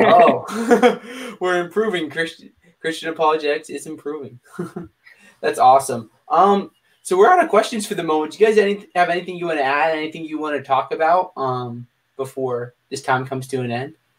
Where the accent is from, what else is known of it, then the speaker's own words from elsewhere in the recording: Pennsylvania, United States; now in Virginia, United States; I live in Virginia now, but I was born in Pennsylvania